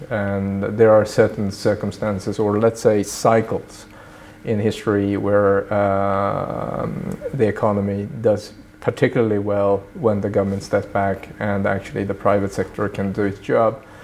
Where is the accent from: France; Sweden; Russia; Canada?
Sweden; also born or lived in Tokyo, Japan; now in Brussels, Belgium; I did grow up mostly in Sweden